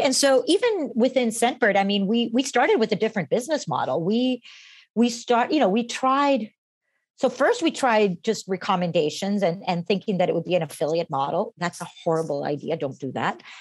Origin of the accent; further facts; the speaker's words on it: Costa Rica; moved away as an adult; now in United States; I was born and raised in Costa Rica and came when I was 18 to the States